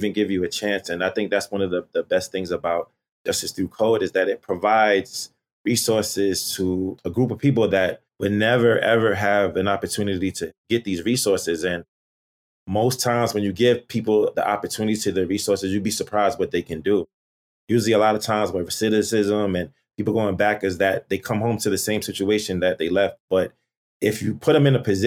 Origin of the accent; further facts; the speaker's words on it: New York City, New York, United States; I'm from Brooklyn, New York